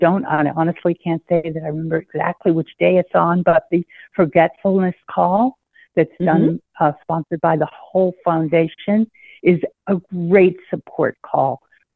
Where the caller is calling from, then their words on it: Maine, United States; I'm calling from Maine.